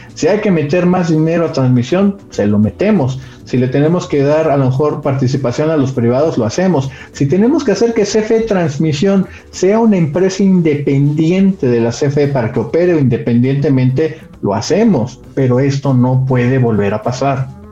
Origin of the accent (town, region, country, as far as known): Mexico